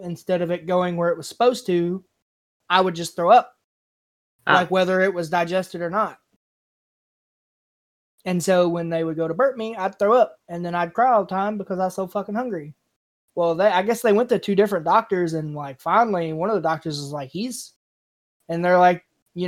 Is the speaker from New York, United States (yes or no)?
no; Kentucky, United States; I'm from Kentucky